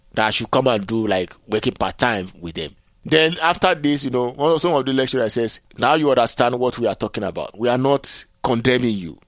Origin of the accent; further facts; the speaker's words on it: Nigeria; moved away; also born or lived in Benin / Togo; So I left Nigeria